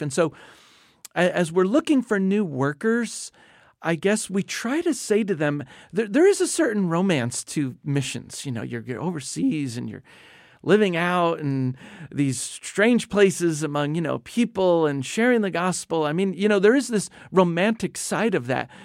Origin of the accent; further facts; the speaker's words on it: New Jersey, United States; moved away as an adult; also born or lived in South Asia / Indonesia; I grew up in New Jersey